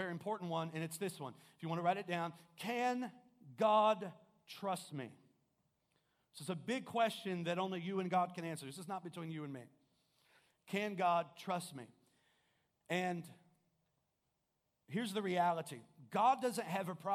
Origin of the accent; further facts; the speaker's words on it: Kokomo, Indiana, United States; I'm originally from Kokomo